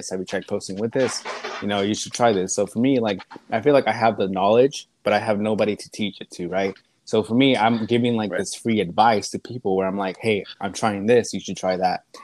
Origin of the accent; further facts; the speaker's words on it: Lufkin, Texas, United States; I'm from Lufkin, from? a small town. Me and Tyson are both like neighboring towns, so we we grew up.